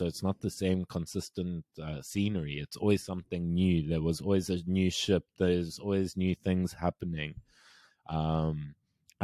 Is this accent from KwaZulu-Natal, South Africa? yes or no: no; Cape Town, Western Cape, South Africa; I think growing up in Cape Town, because we were blessed, man. Cape Town's beautiful. Cape Town's the only beautiful city in South Africa.